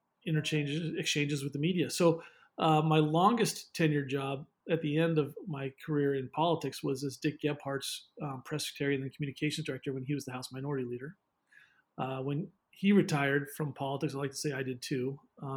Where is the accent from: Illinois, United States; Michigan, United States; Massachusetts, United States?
Massachusetts, United States; Western; I was born in Massachusetts and grew up there